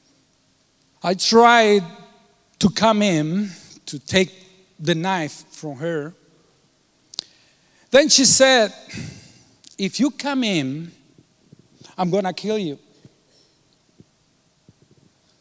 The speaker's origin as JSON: {"language": "English", "country": "Cuba", "tie": "born or raised there", "moved": "yes", "said": "I was born in Cuba, and I was born 3 years after Fidel Castro took power. I was not raised in Catholicism"}